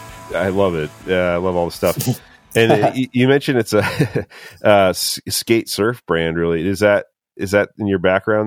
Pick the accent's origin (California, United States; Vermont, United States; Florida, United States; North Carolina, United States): Vermont, United States; I mean, I grew up in Vermont